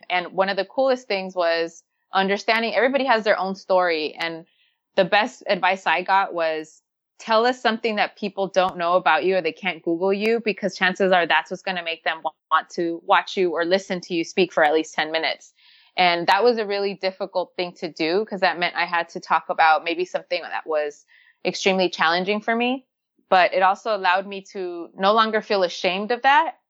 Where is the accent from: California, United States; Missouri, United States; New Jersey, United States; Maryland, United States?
California, United States; Los Angeles; growing up in Los Angeles